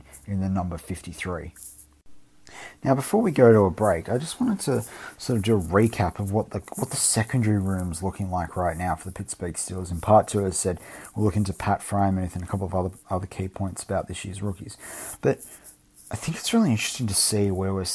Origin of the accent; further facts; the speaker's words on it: Australia; as an Aussie